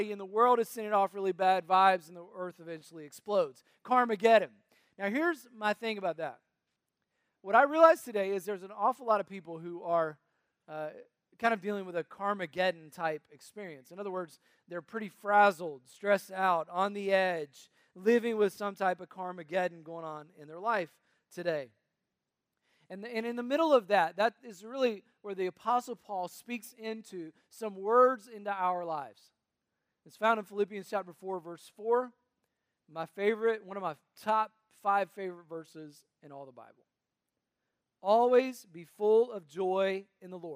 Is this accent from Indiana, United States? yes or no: no; North Carolina, United States; also born or lived in Tennessee; I was born in Tennessee, raised in North Carolina